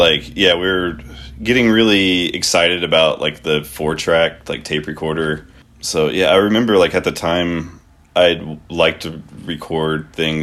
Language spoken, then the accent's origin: English; Memphis, Tennessee, United States; we're both from Memphis